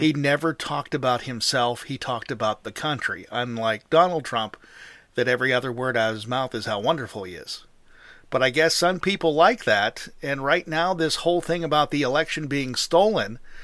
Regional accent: Pennsylvania, United States; my home state of Pennsylvania

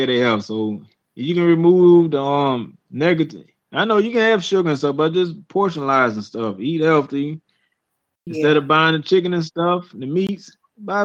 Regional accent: Georgia, United States; moved away; I'm from Georgia, though. You know, my hometown

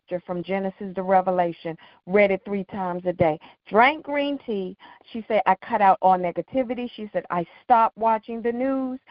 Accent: Washington, District of Columbia, United States; I'm in Washington, D.C., born and raised

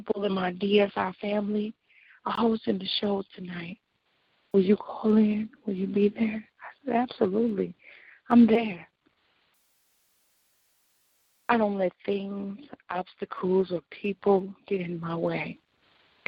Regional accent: Illinois, United States; I'm from Illinois.

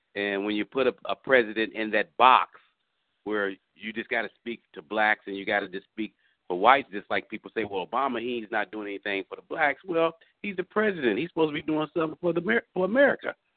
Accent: Indiana, United States; moved away; I'm from Indiana originally, and so I remember growing up

